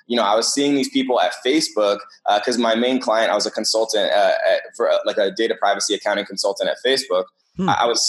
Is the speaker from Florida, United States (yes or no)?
no; Eugene, Oregon, United States; where I grew up in Eugene